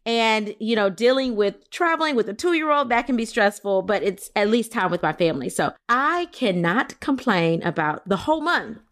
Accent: Louisiana, United States; I'm from Louisiana.

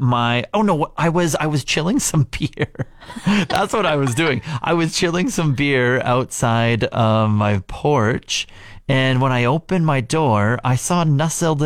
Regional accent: Regina, Saskatchewan, Canada; moved away as an adult; I grew up in Regina for 20 some odd years, and then I moved away

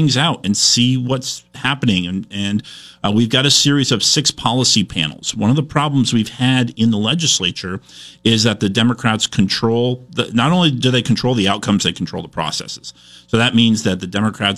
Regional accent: Shoreham, Vermont, United States; also born or lived in Brandon, Vermont / Middlebury, Vermont; I grew up first in Shoreham and then moved to Brandon when I was in sixth grade.

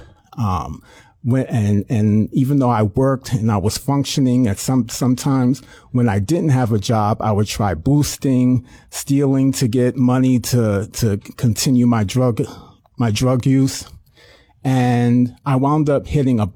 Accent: New York City, New York, United States; I was born in Brooklyn, New York

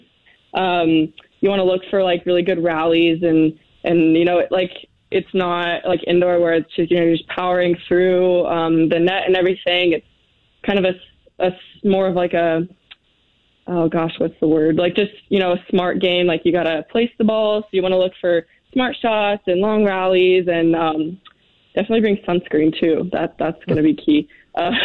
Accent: Arizona, United States; now in Boise, United States; I'm from Arizona

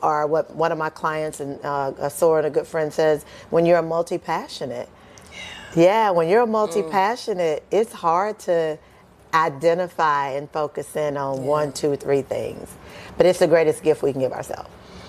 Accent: Kentucky, United States; I'm just a small-town girl from Kentucky.

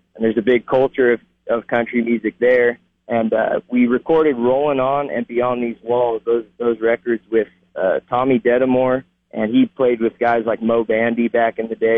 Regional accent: Ben Lomond, California, United States; moved away as an adult; also born or lived in Austin, Texas; now in Texas, United States; I grew up in a little town called Ben Lomond, California

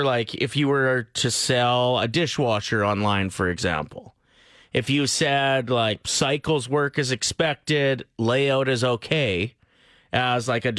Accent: near North Battleford, Saskatchewan, Canada; born or raised there

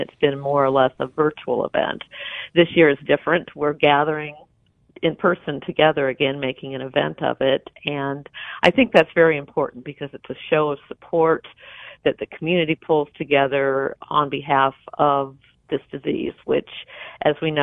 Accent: Champaign, Illinois, United States; moved away; I grew up in Champaign, and Champaign still feels much like home

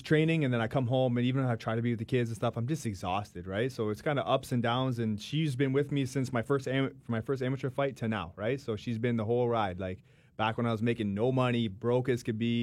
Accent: Chatham, Ontario, Canada; moved away; also born or lived in London, Ontario; I came from Chatham, like, a small little town. I came in, like, rural area from that.

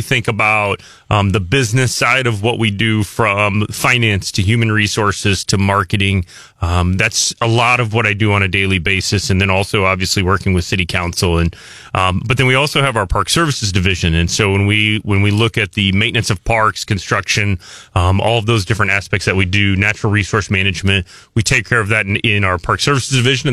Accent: Buffalo, Missouri, United States; now in Columbia, United States; I grew up there, went to high school there and graduated

